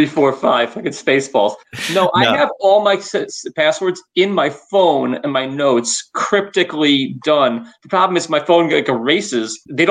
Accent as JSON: {"language": "English", "region": "New York", "country": "United States", "said": "I'm from New York and I really don't leave the Northeast."}